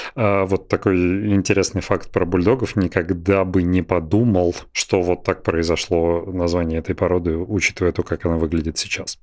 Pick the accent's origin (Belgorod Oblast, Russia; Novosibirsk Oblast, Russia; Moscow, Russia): Belgorod Oblast, Russia; Belgorod; всё детство прошло в Белгороде